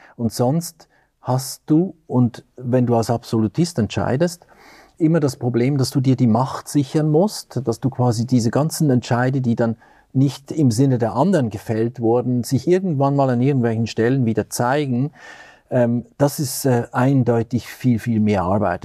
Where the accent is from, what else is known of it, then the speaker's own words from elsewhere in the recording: Lucerne, Switzerland; moved away as an adult; also born or lived in Zurich; now in Göttingen, Germany; Ich bin in Luzern aufgewachsen in der Schweiz